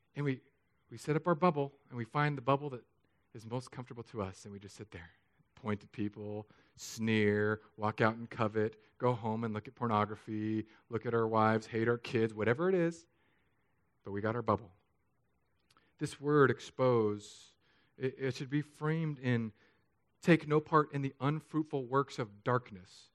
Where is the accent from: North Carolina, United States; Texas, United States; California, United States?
California, United States; San Diego; also born or lived in Hawaii; now in Florida, United States; I grew up in San Diego, I lived in Hawaii, and now Florida